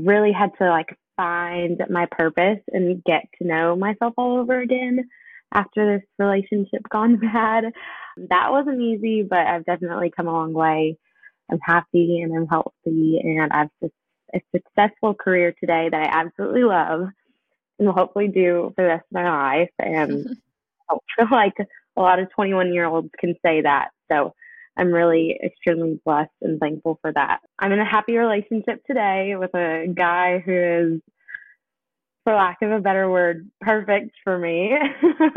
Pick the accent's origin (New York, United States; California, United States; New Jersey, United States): California, United States; Southern; moved away as an adult; now in Kentucky, United States; I was born and raised in Southern California on an Air Force base